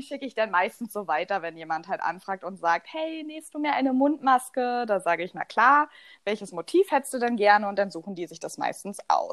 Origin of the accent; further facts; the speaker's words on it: eastern Germany, East Germany, Germany; Bei uns im Osten